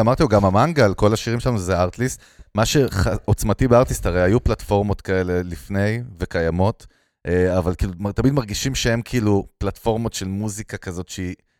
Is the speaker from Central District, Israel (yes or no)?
yes; Ganei Tikva, Central District, Israel; born or raised there; also born or lived in Russia (ancestry)